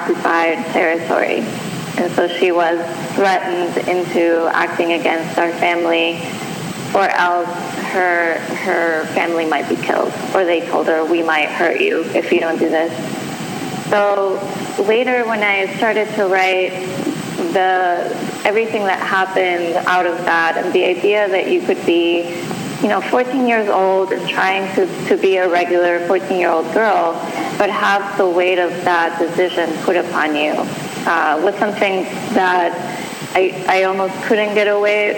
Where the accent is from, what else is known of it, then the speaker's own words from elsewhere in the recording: Bogotá, Bogotá Capital District, Colombia; moved away; I grew up in Bogota, Colombia